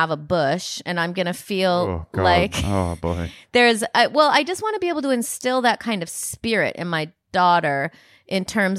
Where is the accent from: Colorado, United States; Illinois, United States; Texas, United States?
Illinois, United States; Rockford; in the theater that I grew up in Rockford, Illinois